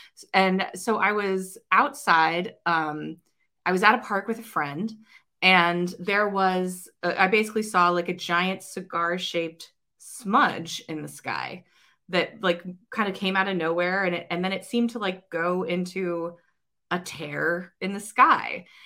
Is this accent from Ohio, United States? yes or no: yes; Ohio, United States; I'm an Ohioan